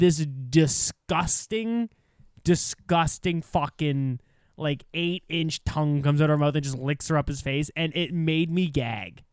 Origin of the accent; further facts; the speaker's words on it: Canada; as a Canadian